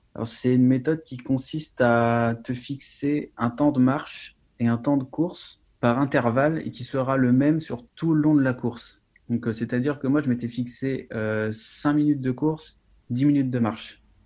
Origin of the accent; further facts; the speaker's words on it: Brittany, France; je suis breton